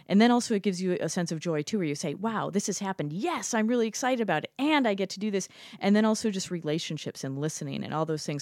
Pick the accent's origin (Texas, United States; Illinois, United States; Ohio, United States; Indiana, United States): Illinois, United States; Chicago; moved away as an adult; now in Shanghai, China; I grew up in Chicago